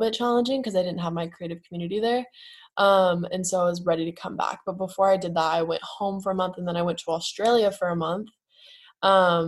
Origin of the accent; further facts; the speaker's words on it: West Virginia, United States; moved away as an adult; also born or lived in Nashville, Tennessee / California; now in Orange County, United States; I grew up originally in West Virginia. I was born in Nashville, lived there till I was 7, moved to West Virginia. And then when I was 18, moved to California